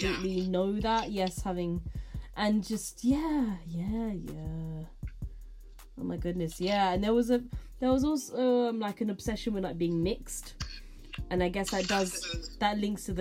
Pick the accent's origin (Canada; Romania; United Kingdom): United Kingdom; us being British, born and bred here